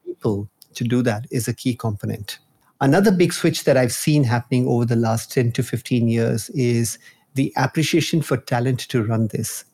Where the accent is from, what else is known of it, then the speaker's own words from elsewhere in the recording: Nigeria; moved away; also born or lived in India; I was born in Nigeria. and I've spent my childhood over there